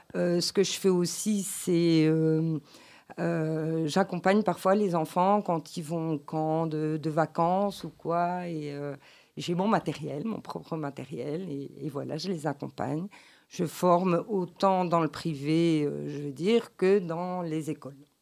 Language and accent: French; Belgium; je suis belge et née en Belgique